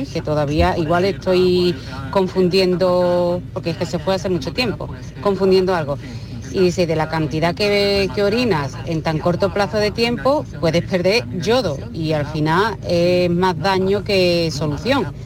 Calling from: Málaga, Andalusia, Spain; Yo en relación a lo que están comentando del cólico, buenas tardes … de Málaga.

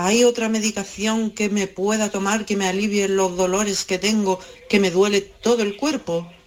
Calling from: Málaga, Andalusia, Spain; Eh, soy de Málaga

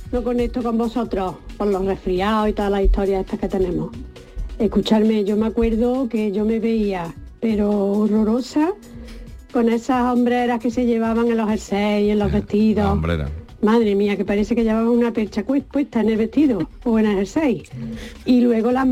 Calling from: Córdoba, Andalusia, Spain; Bueno, venga, buen día a todos. … de Córdoba.

